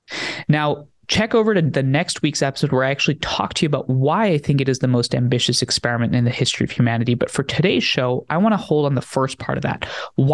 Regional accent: New Jersey, United States; born there; I was born in New Jersey after my parents immigrated from India to the United States. I was born here in 98, then went to live with my grandparents on and off for the next couple of years

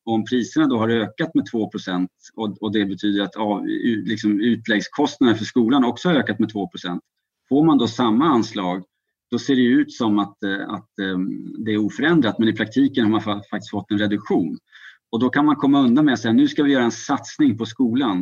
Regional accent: Sweden

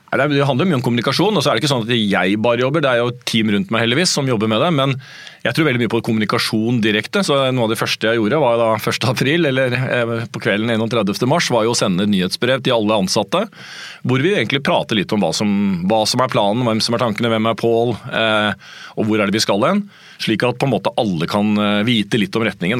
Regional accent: Hamar, Innlandet, Norway; moved away; Jeg spilte fotball da jeg var liten, jeg kom fra Hamar

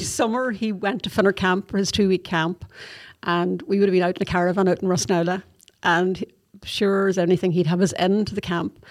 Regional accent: Donegal, Ulster, Ireland; moved away as an adult; now in Athlone, Ireland; I'm originally from Donegal

